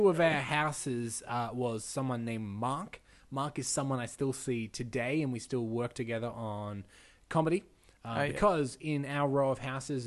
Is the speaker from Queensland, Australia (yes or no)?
no; Menzies Creek, Victoria, Australia; also born or lived in Dandenong; I grew up in a very small town called Menzies Creek